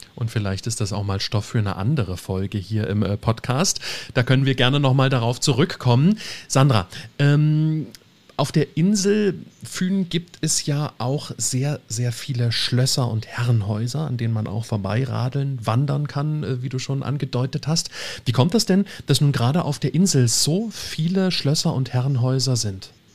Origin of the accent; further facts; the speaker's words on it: Germany; bei uns in Deutschland